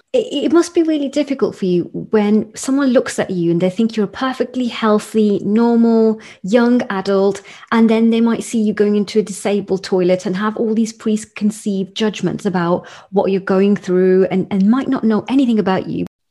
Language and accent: English; United Kingdom; as a British Indian or South Asian woman